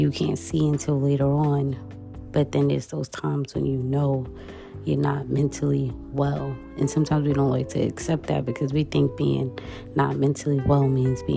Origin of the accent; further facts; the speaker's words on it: New York City, New York, United States; as a New Yorker